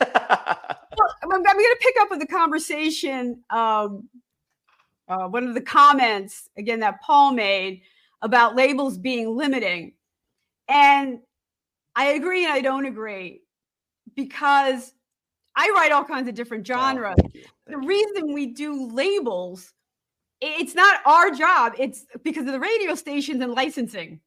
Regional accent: Allentown, Pennsylvania, United States; also born or lived in New Jersey; I'm from Allentown

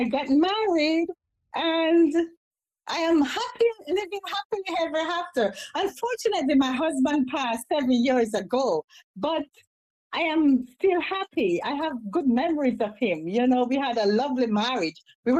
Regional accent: Jamaica; moved away; also born or lived in New York City; I have lived in Jamaica. I'm originally from Jamaica.

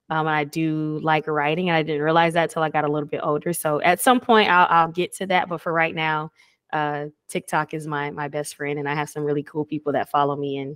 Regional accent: Atlanta, Georgia, United States; now in Houston, United States; Like I'm not from Houston. Right. I'm from Atlanta, you know?

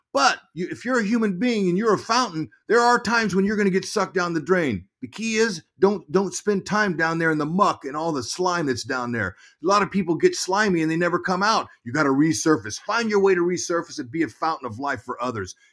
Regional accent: Fresno, California, United States; I grew up in Fresno, California, uh, three hours from San Francisco.

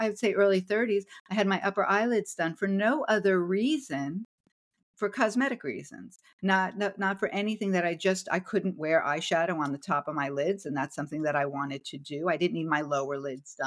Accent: New Jersey, United States; growing up in New Jersey in the Northeast

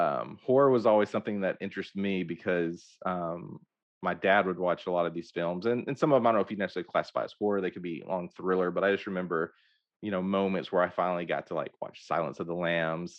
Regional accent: Hope, Arkansas, United States; I grew up in Hope, Arkansas

